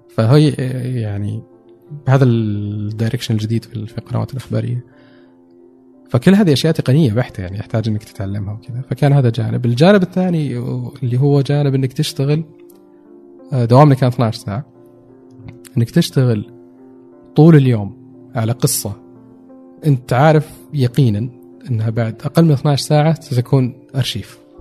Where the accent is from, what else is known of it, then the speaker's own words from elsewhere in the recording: Saudi Arabia; also born or lived in Dubai; now in Riyadh, Saudi Arabia; اني سعودي